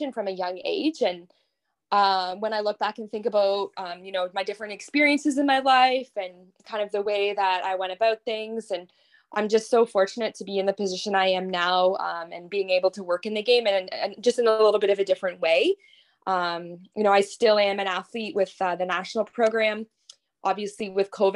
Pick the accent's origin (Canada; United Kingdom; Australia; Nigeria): Canada; Corbyville, Ontario; I grew up in Corbyville, Ontario, just outside of Belleville on my family dairy farm.